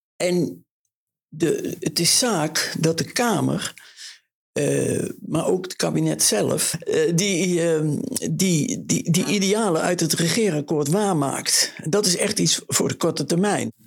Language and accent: Dutch; Oss, North Brabant, Netherlands; moved away; also born or lived in The Hague / Brussels; mijn geboorteplaats Os